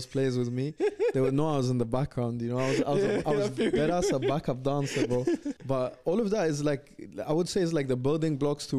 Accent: India; and then also I'm Indian, you know? It's like mad confusing as well culturally.

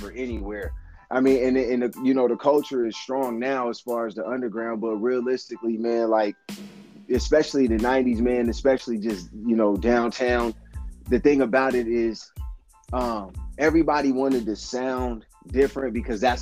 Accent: Sacramento, California, United States; moved away as an adult; also born or lived in Arizona; now in Sacramento, United States; I was born and raised in Sacramento, but I actually left Sacramento when I was 19.

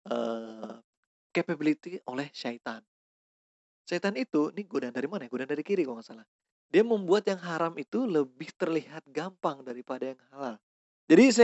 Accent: West Java, Indonesia; Misalnya ada ras suku, gue dari Sunda

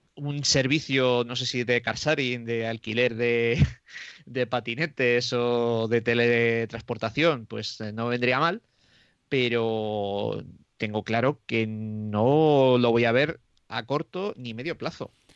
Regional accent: Moradillo de Roa, Castile and León, Spain; en mi pueblo, que es Morallo de Roa, que está a 17 kilómetros de Aranda de Duero

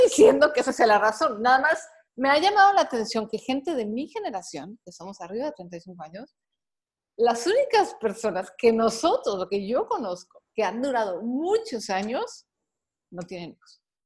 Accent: Mexico; soy mexicana, soy de la generación X

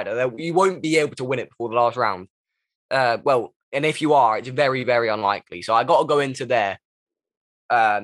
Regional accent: Kent, South East England, United Kingdom; I'm from Kent, so is Tom.

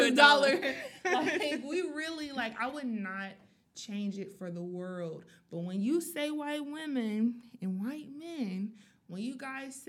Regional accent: Atlanta, Georgia, United States; I'm from Atlanta, Georgia

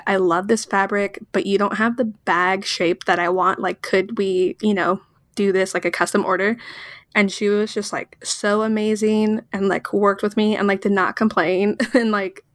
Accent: Southern California, United States; born and raised in Southern California

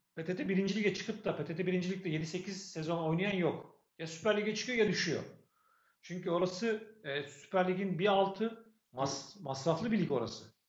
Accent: Sakarya, Turkey; Sakaryalıyız biz

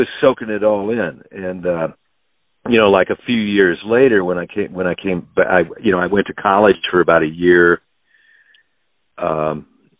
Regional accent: Kansas City, Missouri, United States; also born or lived in Paris; I was from Kansas City

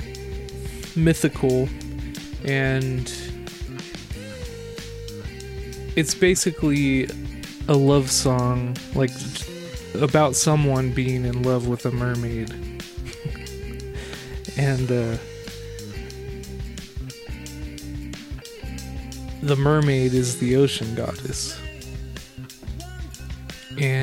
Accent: Southern California, United States; Growing up in Southern California, I would always go to the southern coast

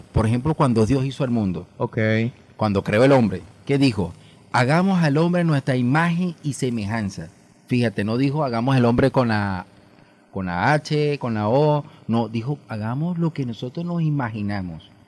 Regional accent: Caracas, Capital District, Venezuela; now in Falcón, Venezuela

